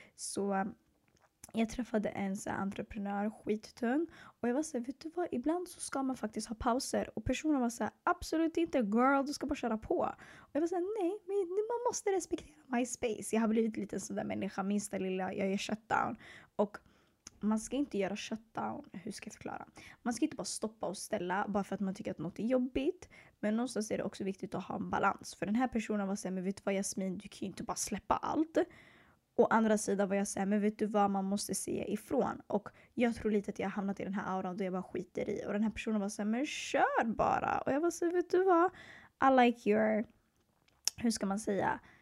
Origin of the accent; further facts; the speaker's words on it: Stockholm, Stockholm County, Sweden; also born or lived in Eritrea (ancestry); Jag är född och uppvuxen i södra Stockholm i två förorter som heter Hagsätra och Bredäng